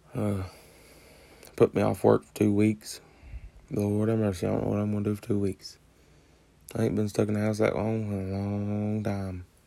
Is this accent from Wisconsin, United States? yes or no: no; West Virginia, United States; I'm a West Virginia fan, obviously, because I'm from West Virginia